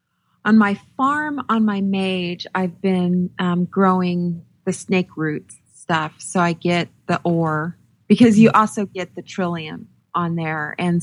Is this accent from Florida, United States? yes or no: no; New Mexico, United States; But growing up in New Mexico, I heard that a lot.